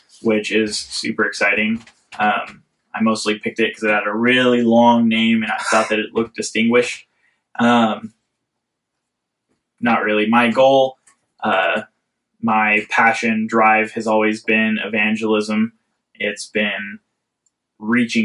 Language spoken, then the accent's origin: English; Central California, United States; I grew up in Central California.